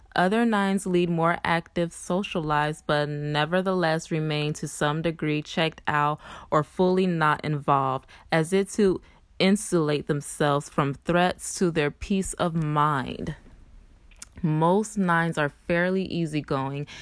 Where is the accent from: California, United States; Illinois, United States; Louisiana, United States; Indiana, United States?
Louisiana, United States; Shreveport; moved away; I'm currently back in my hometown, which is Shreveport